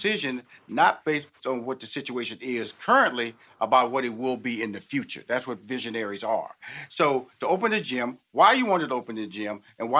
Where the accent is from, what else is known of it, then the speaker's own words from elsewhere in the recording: Houston, Texas, United States; also born or lived in New York / Chicago / Los Angeles; now in Atlanta, United States; I've lived in New York, I've lived in Chicago, I've lived in Los Angeles, I'm born and raised in Houston, I'm now based in Atlanta.